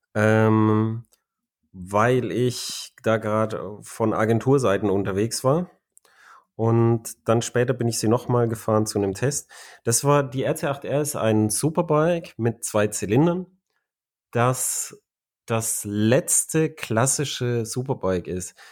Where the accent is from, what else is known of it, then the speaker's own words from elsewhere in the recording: Germany; ich bin ja äh, ein Deutscher.